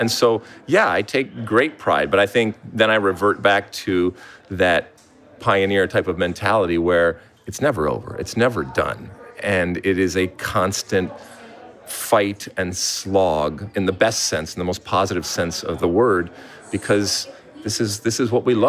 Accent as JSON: {"language": "English", "country": "United States", "said": "as American soccer people"}